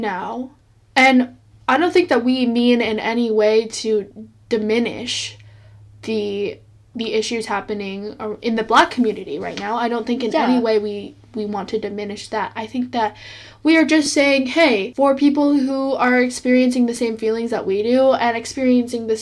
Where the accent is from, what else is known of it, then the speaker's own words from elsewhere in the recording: United States; We are Asian American